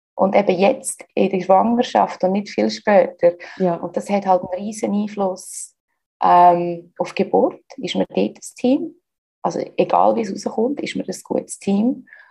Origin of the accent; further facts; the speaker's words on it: Switzerland; accent: Swiss German; moved away as an adult; also born or lived in United States; now in Barcelona, Spain; Ich bin ursprünglich aus der Schweiz. Ich lebe aber seit längerer Zeit im Ausland. Das gehört mir auch so ein bisschen an meinem Schweizerdeutsch